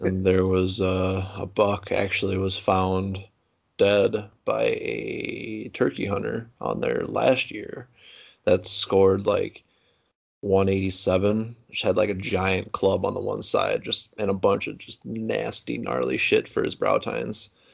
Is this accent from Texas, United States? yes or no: no; Platteville, Wisconsin, United States; I'm from Platteville, Wisconsin, uh, southwest corner of Wisconsin